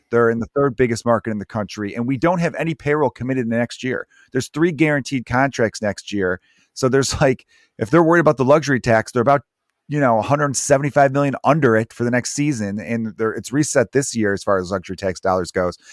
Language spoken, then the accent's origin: English; Chicago, Illinois, United States; growing up in Chicago